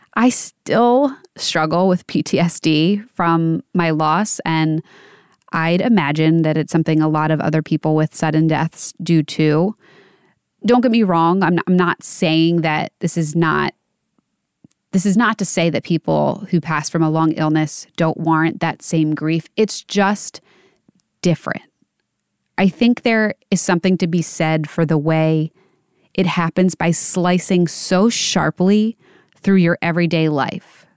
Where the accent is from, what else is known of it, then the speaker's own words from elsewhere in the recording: Pennsylvania, United States; For Kobe Bryant, he went to school in my hometown.